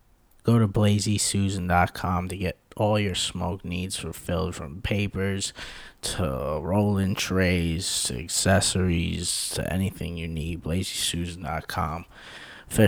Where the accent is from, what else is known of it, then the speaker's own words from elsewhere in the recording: New York, United States; I'm from New York.